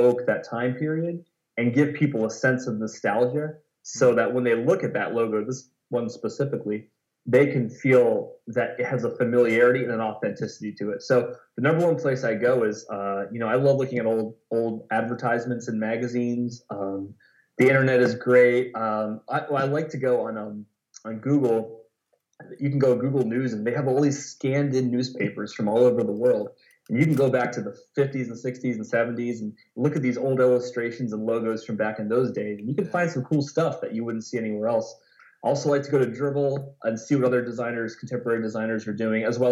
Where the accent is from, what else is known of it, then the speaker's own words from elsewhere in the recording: Lancaster, Ohio, United States; also born or lived in Columbus, Ohio; my hometown of Lancaster, Ohio